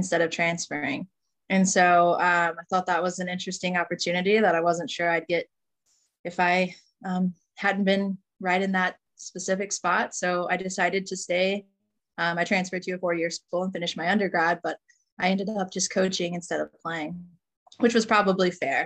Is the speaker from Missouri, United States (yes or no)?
yes; about an hour south of St. Louis, Missouri, United States; moved away as an adult; now in Lynchburg, United States; I was born in Missouri, actually about an hour south of St. Louis, in a pretty small town, I guess. So I was born and raised there from the time I was born to the time I graduated high school